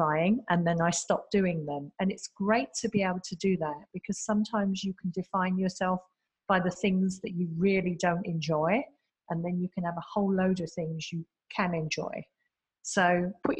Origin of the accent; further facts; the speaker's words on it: London, United Kingdom; moved away as an adult; now in Singapore; I come from the UK originally. I'm a Londoner.